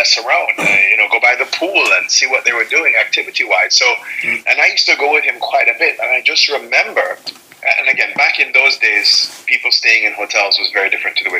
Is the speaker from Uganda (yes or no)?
no; Jamaica; moved away; also born or lived in Miami; growing up in Jamaica.